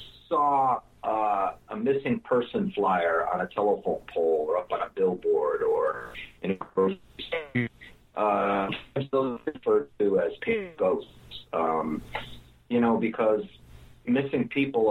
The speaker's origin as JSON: {"language": "English", "region": "New England", "country": "United States", "tie": "born or raised there", "said": "my hometown in New England where I grew up."}